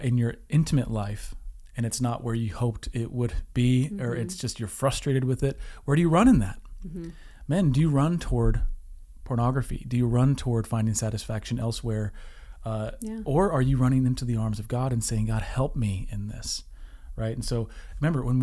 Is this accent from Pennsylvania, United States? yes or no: no; Washington, United States; moved away as an adult; also born or lived in Southern California; We're from Washington State.